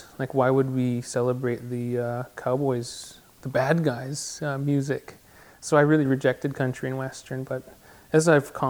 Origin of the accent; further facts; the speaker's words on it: Six Nations, Ontario, Canada; also born or lived in Toronto, Ontario; I grew up on Six Nations. I was born in Toronto at Mount Sinai Hospital. I moved here when I was 3, and I've been here ever since